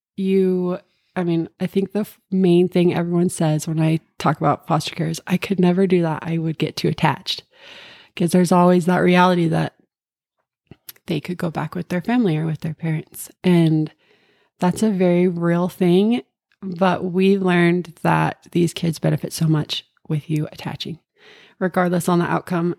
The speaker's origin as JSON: {"language": "English", "area": "Cache Valley", "region": "Utah", "country": "United States", "tie": "born or raised there", "said": "I grew up in Cache Valley my whole life"}